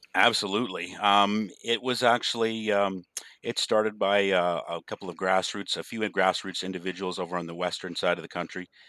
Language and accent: English; Canada; also born or lived in western Canada; I'm living back in my hometown, uh, raised my family